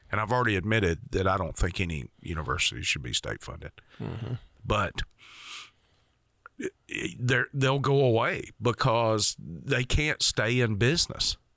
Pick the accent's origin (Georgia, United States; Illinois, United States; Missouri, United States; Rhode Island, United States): Georgia, United States; I grew up in Georgia, so I want to go to UGA.